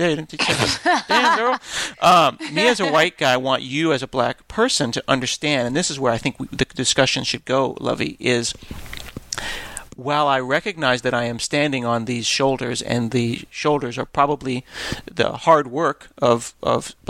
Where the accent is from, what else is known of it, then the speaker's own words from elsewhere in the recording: Portland, United States; I'm from Portland, comma, Brooklyn